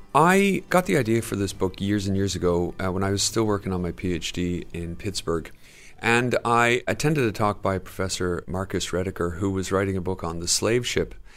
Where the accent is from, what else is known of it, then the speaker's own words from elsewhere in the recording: Dublin, Leinster, Ireland; growing up in Dublin in the seventies and eighties